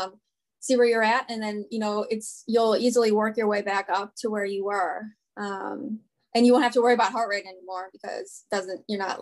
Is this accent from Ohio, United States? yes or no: yes; Cleveland, Ohio, United States; now in Northern Virginia/Maryland area, United States; I'm from Cleveland